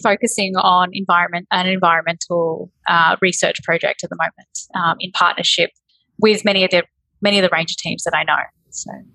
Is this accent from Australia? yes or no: yes; Berry Springs, Northern Territory, Australia; also born or lived in Darwin; I was born in Darwin. Um, I grew up in Berry Springs